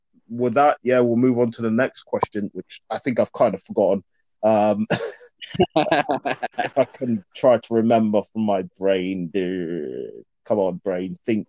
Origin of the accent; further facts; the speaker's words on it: Sierra Leone; And when you go to obviously your home country, which I'm from, Sierra Leone, by the way, in case people didn't know, when you go there, I didn't really enjoy it as much.